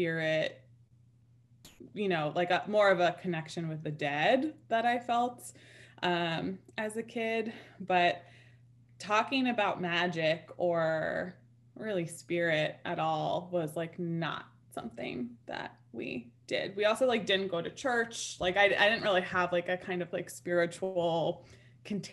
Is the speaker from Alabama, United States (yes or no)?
no; New York City, New York, United States; now in upstate New York, United States; I grew up in Manhattan as a kid